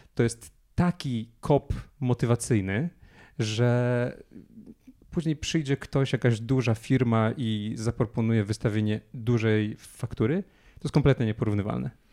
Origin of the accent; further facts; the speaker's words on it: Poland; mówimy tym samym językiem, urodziliśmy się w tym samym kraju